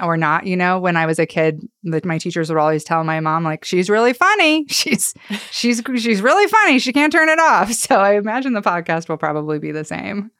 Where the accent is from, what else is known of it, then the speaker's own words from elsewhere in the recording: Boise, Idaho, United States; my hometown